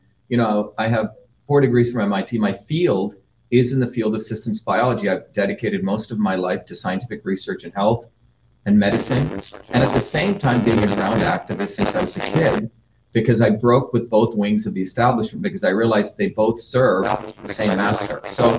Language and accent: English; New Jersey, United States; I'm from Jersey